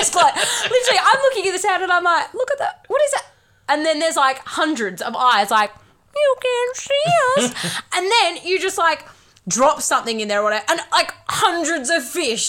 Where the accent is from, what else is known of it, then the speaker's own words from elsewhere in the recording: Doubleview, Western Australia, Australia; You and I grew up in Double View.